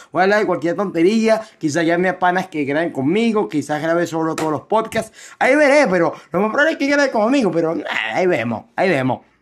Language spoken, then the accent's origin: Spanish; Venezuela; soy de Venezuela, si escuchan mi acento, soy de Venezuela